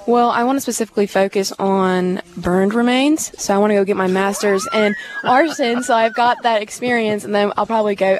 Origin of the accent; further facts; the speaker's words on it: St. Louis, Missouri, United States; moved away as an adult; now in Hattiesburg, United States; I'm from St. Louis, Missouri